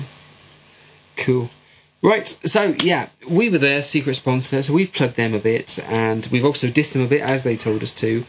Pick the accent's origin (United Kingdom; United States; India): United Kingdom; West Country, South West England; accent: West Country; I've got a West Country accent because I'm from the West Country.